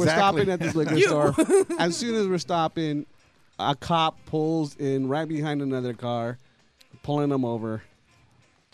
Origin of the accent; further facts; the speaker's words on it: La Habra, California, United States; I grew up in La Habra.